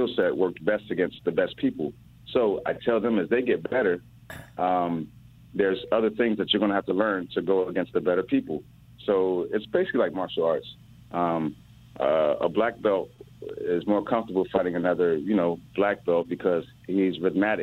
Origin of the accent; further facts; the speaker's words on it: Miami, Florida, United States; also born or lived in Oxford, Ohio; I'm from Miami. I played at Scott Lake, Miami Pace, and Miramar